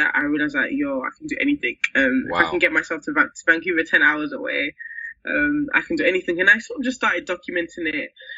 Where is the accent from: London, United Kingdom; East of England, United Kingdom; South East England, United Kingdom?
London, United Kingdom; I was brought up in Peckham